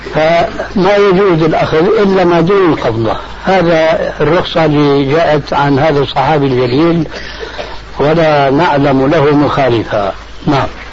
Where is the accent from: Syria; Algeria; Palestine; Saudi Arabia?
Syria; كما يقولون عندنا في سوريا، في لغة العامة